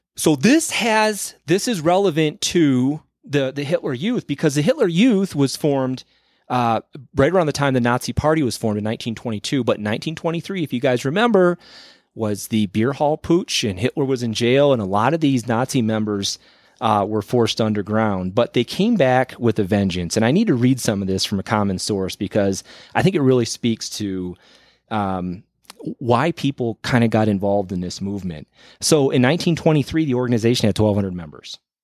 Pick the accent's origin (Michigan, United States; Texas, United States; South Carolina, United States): Michigan, United States; I grew up in Michigan